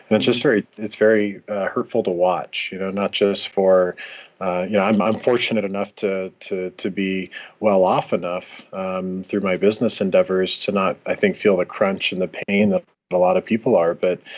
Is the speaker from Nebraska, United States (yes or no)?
yes; Lincoln, Nebraska, United States; moved away as an adult; now in Denver, United States; I'm 34 years old. I grew up in Lincoln, Nebraska. I've been in Denver now for a little over 13 years.